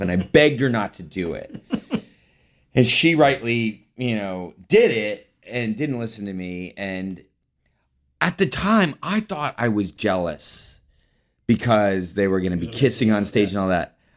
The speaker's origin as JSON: {"language": "English", "town": "Palo Alto", "region": "California", "country": "United States", "tie": "born or raised there", "said": "I was born in Palo Alto, California, in Northern California"}